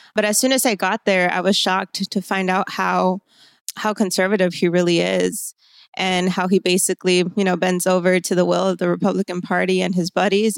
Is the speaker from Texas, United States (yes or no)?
yes; Laredo, Texas, United States; I am from Laredo, born and raised here in our hometown, um, right on the river.